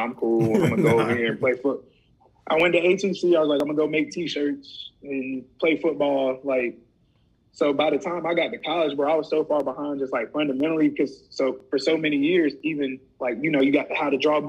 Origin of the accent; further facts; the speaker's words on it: Rock Hill, South Carolina, United States; I grew up in Rock Hill